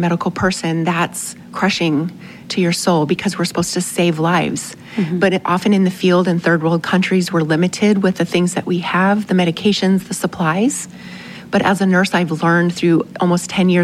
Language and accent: English; United States; we're from America